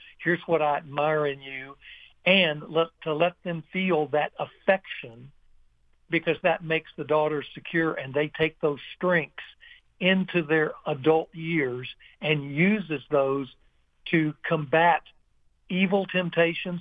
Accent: Ruston, Louisiana, United States; in my hometown

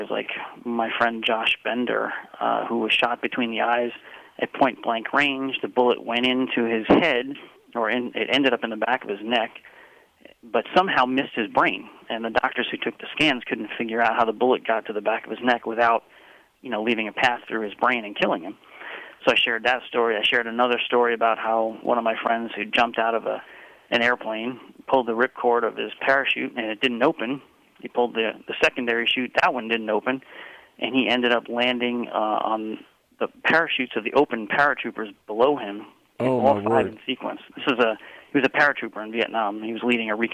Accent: Long Island, New York, United States; now in Virginia, United States; where I grew up on Long Island, New York, it is not the Bible Belt.

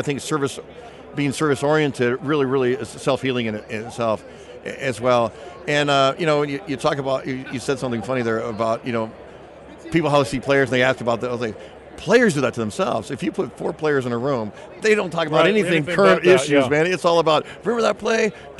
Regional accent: California, United States; And I grew up in Southern Cal, you know, so Camp Lejeune was just down the road

